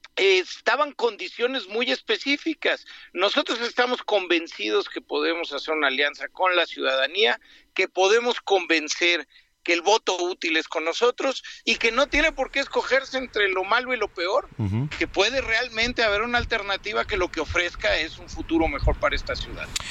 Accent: Mexico City, Mexico; necesitamos recuperar la dignidad como chilangos

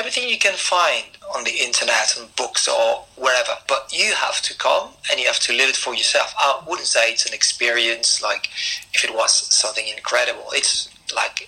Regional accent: Albi, Occitania, France; English is a second language; moved away as an adult; now in Paris, France; because it's my hometown

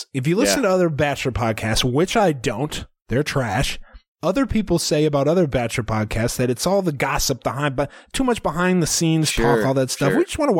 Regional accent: Missouri, United States; I'm from Missouri. M.O.

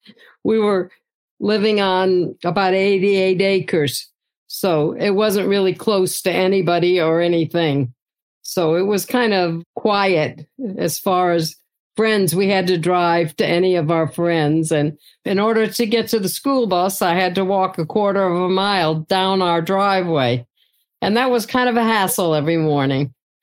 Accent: Georgia, United States; also born or lived in Ohio / Marietta, Georgia / Conyers, Georgia; I was born in Ohio. That's right. Yes. And I lived there for the first 6 years of my life. When I was seven, we moved to Georgia. And we lived in Marietta, Georgia for about 5 years. And then we moved to Conyers, Georgia and lived on a farm.

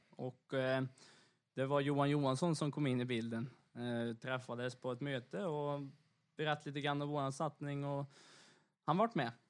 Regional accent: Torsby, Värmland, Sweden; hjärtat av motorsport, framförallt rally då kanske i Sverige. Eh, uppe i Torsby där jag bor

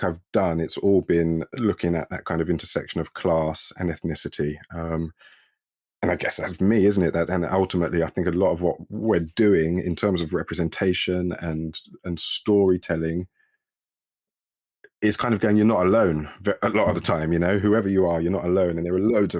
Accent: London, United Kingdom; I grew up in East London in the 80s, in Newham, and Waltham Forest

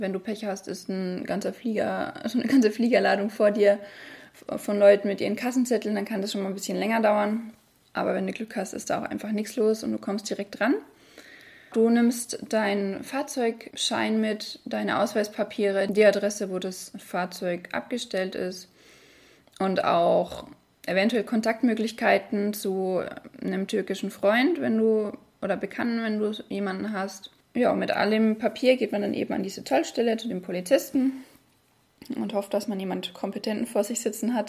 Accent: Germany; bei uns in Deutschland

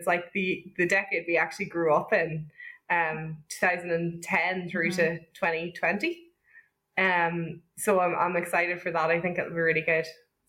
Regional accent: Ireland; now in Northern Ireland, United Kingdom; I'm from the South.

